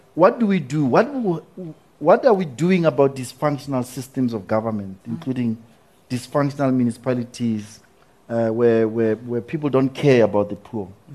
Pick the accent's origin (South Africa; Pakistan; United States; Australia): South Africa; as a South African